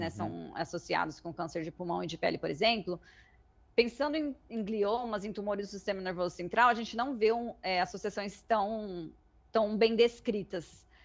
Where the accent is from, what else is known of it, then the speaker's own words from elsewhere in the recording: Mato Grosso do Sul, Brazil; moved away as an adult; also born or lived in United States; now in Ribeirão Preto, Brazil; sou originalmente de Mato Grosso do Sul, me mudei para cá para cursar a faculdade